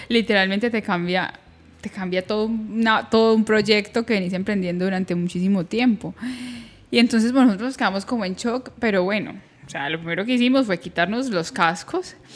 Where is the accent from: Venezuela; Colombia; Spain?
Colombia; salimos de Colombia